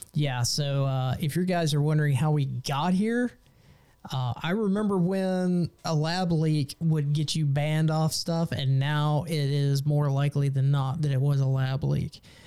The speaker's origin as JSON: {"language": "English", "region": "Texas", "country": "United States"}